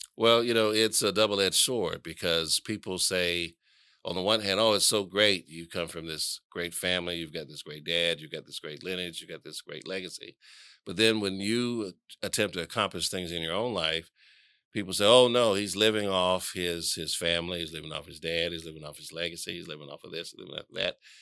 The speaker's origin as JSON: {"language": "English", "town": "Atlanta", "region": "Georgia", "country": "United States", "tie": "born or raised there", "said": "I was born and raised here in Atlanta"}